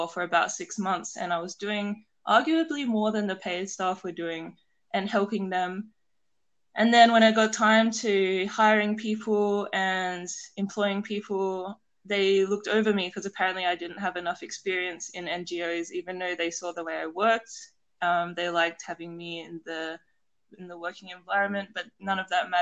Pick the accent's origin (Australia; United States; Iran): Australia; South Australia; where I grew up in South Australia